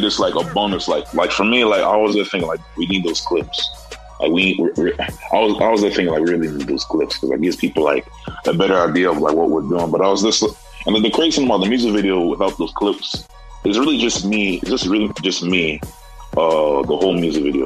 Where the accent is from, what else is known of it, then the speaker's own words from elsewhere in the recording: Nigeria; now in United States; I'm actually from Nigeria.